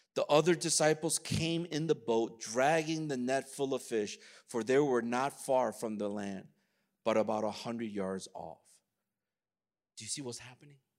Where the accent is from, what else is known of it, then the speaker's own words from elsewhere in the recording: United States; I'm Korean American